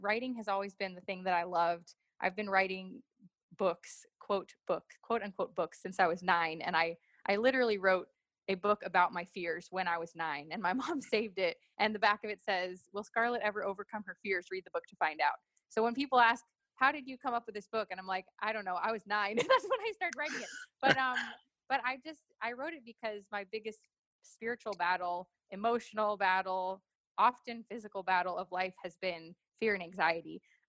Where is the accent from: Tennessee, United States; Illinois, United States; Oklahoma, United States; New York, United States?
New York, United States; also born or lived in Los Angeles / Miami; I grew up in New York, LA, and Miami, and lived in townhouses and apartments and suburbs.